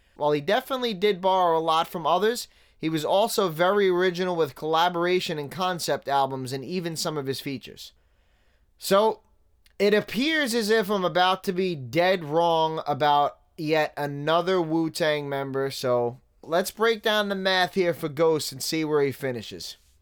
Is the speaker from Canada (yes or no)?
no; New York City, New York, United States; moved away; somebody that grew up in Staten Island